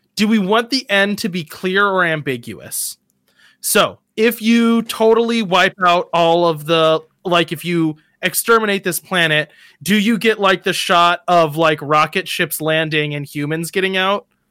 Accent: United States; me as an American

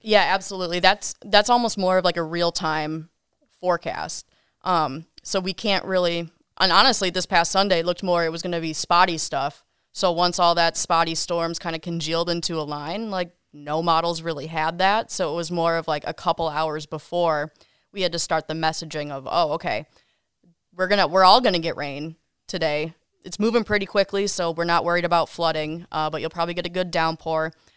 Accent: Kenosha, Wisconsin, United States; also born or lived in Wausau, Wisconsin / Milwaukee, Wisconsin; I was born and raised in Kenosha

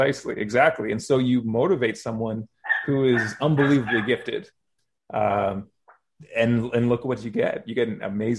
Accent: Kansas, United States; We're from Kansas.

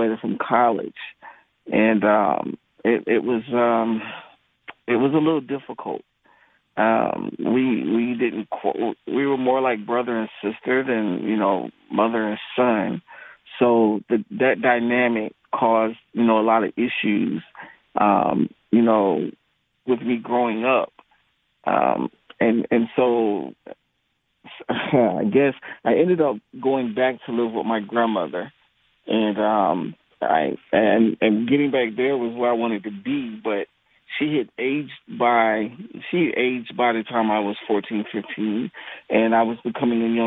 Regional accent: Waynesboro, Georgia, United States; also born or lived in Boston, Massachusetts; I'm from a small town. Well, I was born in Boston, and then I moved down south to a small town called Waynesboro, Georgia

